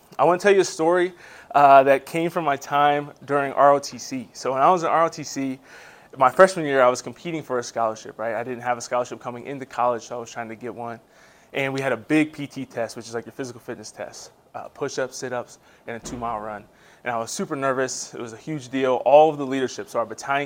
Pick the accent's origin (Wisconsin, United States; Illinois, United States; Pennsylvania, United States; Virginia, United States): Pennsylvania, United States; Harrisburg; moved away as an adult; also born or lived in Maryland / Georgia / North Carolina; I was born and raised in Harrisburg, Pennsylvania